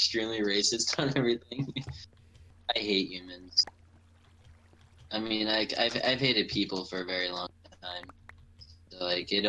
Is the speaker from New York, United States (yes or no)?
yes; Long Island, New York, United States; accent: Long Island; my, you know, Long Island accents